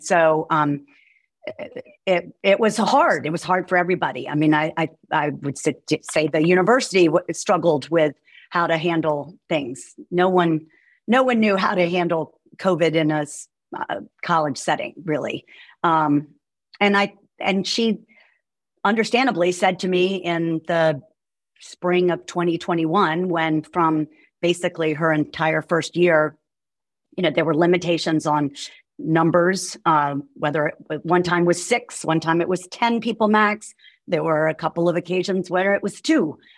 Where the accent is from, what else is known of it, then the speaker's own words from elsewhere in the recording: Roanoke, Virginia, United States; moved away as an adult; also born or lived in New York City; now in Charlottesville, United States; I'm um, from Roanoke